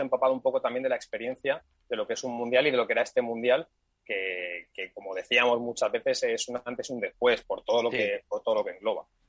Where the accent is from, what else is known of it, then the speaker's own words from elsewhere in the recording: Spain; somos españoles